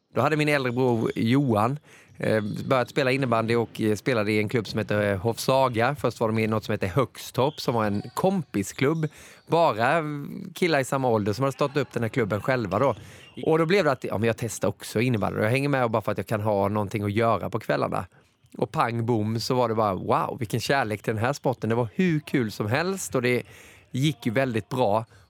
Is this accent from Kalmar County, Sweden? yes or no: no; Moheda, Kronoberg County, Sweden; moved away; also born or lived in Gothenburg; Jag är uppväxt i Moheda, det ligger två mil utanför Växjö i Småland.